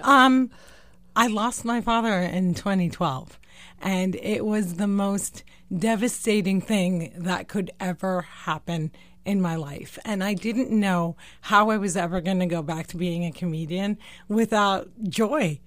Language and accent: English; New Jersey, United States; also born or lived in West Bank / Deir Dibwan, Palestine; Born and raised in New Jersey